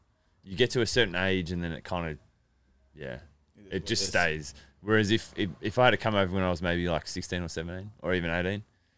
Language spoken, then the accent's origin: English; Melbourne, Victoria, Australia; Well, I'm from Melbourne, and it's a really nice place.